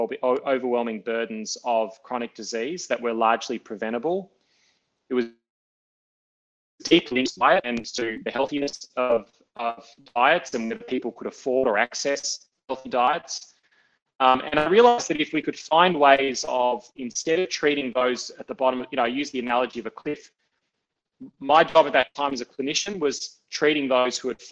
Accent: Melbourne, Victoria, Australia; I grew up here in Melbourne in an Italian family

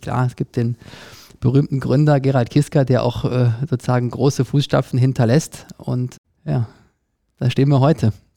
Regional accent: Cologne, North Rhine-Westphalia, Germany; moved away; ich komme selber aus Köln

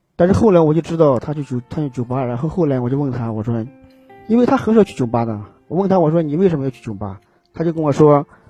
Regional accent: Gansu, China; now in Xi'an, China; 我家是甘肃的，甘肃的

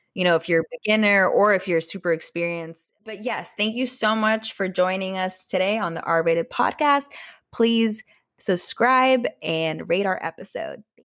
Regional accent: Austria; English is a second language; moved away; I was born in Austria

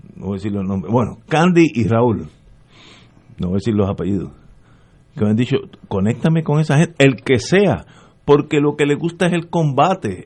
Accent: Puerto Rico

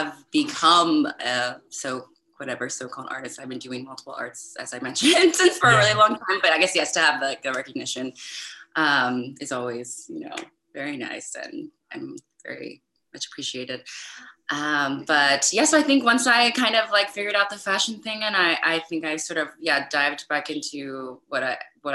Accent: East Coast, United States; moved away as an adult; also born or lived in San Francisco, United States; now in Europe; I'm from the East Coast.

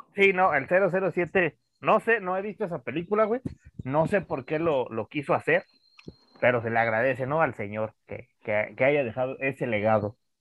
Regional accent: Mexico

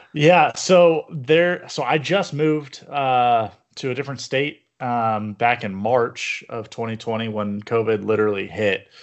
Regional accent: Yorba Linda, California, United States; I grew up in Yorba Linda

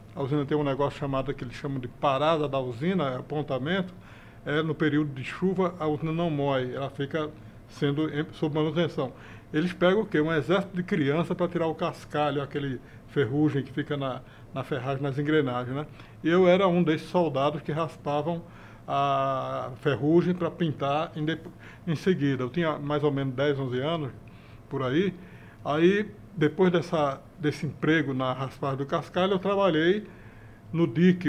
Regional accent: Ribeirão, Pernambuco, Brazil; moved away as an adult; also born or lived in Recife / Rio de Janeiro; now in São Paulo, Brazil; eu sou pernambucano, mas sou filho de paraibano com pernambucano

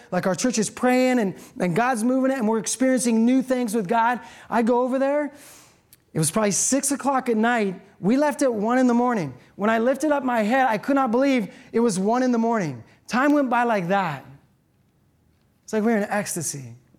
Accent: Seattle, Washington, United States; I'm from Seattle.

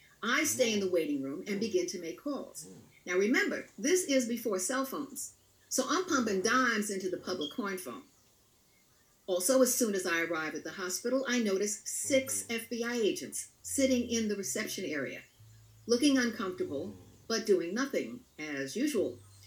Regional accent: Tarrytown, New York, United States; I was from Tarrytown, New York

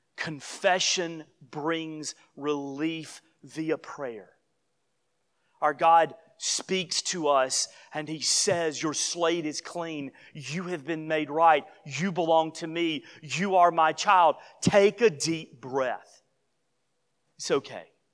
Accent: Gadsden, Alabama, United States; moved away; I was home not too many months ago in my hometown

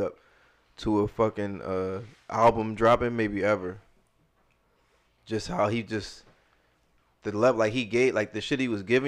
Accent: Philadelphia, Pennsylvania, United States; We Philadelphian

